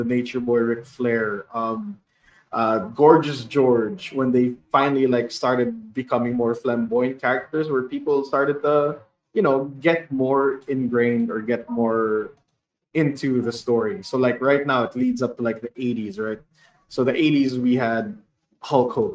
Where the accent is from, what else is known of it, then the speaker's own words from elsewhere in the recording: Bacolod, Western Visayas, Philippines; I am from Bacolod, so it's a place of like where haciendas are